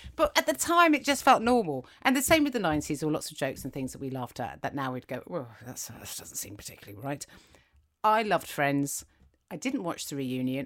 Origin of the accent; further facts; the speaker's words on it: England, United Kingdom; English schools, which is, that's where I went. I was in England. I don't know if you can tell by my accent.